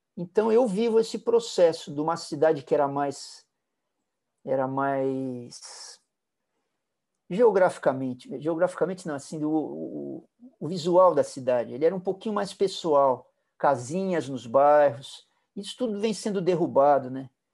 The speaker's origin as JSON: {"language": "Portuguese", "region": "São Paulo", "country": "Brazil", "tie": "born or raised there", "said": "Eu, eu fui criado na Vila Olímpia. Vila Olímpia era uma roça, as ruas eram de terra"}